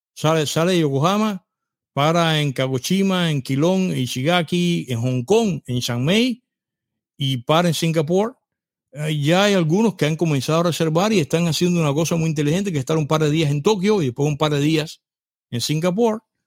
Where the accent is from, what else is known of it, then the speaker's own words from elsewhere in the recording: Cuba; moved away; yo era cubano